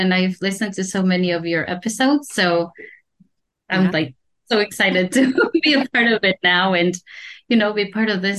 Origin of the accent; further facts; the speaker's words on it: Spain; moved away as an adult; also born or lived in California / France; I was born in Spain